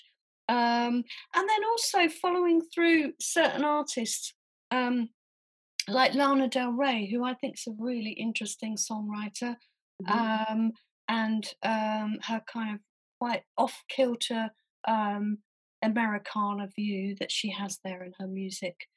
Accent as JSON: {"language": "English", "town": "Southampton", "region": "South East England", "country": "United Kingdom", "tie": "born or raised there", "also_born_or_lived": "Leeds / London", "moved": "as an adult", "said": "I grew up in Southampton, which is a very small town on the South Coast."}